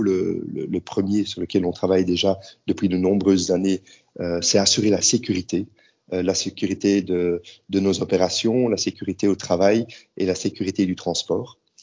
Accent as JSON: {"language": "French", "country": "Belgium", "moved": "as an adult", "lives_now": "Prague, Czech Republic", "said": "je suis belge"}